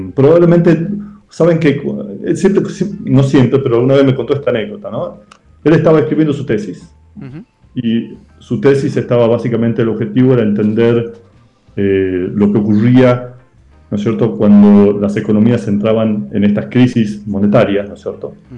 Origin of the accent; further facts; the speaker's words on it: Salta, Argentina; moved away as an adult; also born or lived in Tucumán; yo soy de Salta